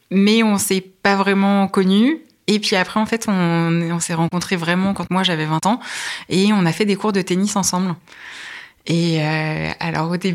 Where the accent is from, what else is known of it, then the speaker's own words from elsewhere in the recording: Le Perray-en-Yvelines, Île-de-France, France; Alors j'ai grandi euh, pas très loin d'ici, à proximité de Rambouillet. Je suis née à Rambouillet et j'ai vécu au Père en Yvelines. J'ai fait euh, mon lycée à Rambouillet.